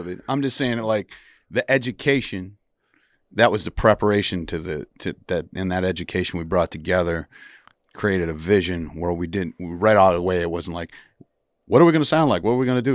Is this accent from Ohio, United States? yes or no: no; Wisconsin, United States; moved away; I grew up in Wisconsin